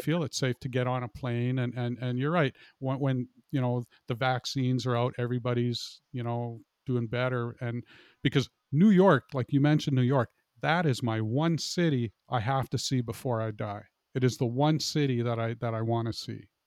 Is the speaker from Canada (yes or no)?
yes; Canada; I'm a Canadian